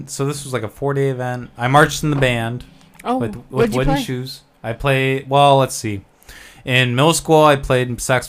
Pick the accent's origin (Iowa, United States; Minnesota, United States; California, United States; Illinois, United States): Iowa, United States; Knoxville; also born or lived in Orange City, Iowa; now in Des Moines, United States; So I was born in Knoxville.